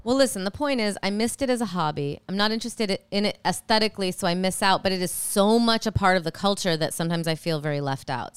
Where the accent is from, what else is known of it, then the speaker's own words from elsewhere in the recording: Illinois, United States; also born or lived in New York; now in Los Angeles, United States; I'm from Illinois